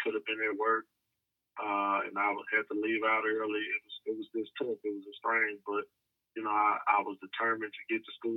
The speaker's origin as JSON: {"language": "English", "town": "Dallas", "region": "Texas", "country": "United States", "tie": "born or raised there", "said": "I was just a kid growing up in South Dallas, the southern sector of Dallas, urbanized Dallas"}